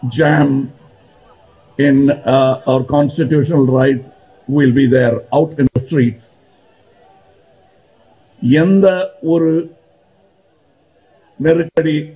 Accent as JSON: {"language": "English", "country": "India", "said": "I'm here as an Indian."}